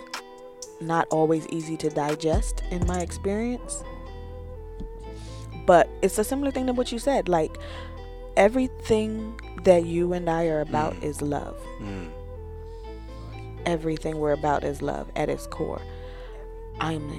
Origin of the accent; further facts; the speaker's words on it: the South, Southern United States, United States; I was born in the South, raised from a very Southern perspective.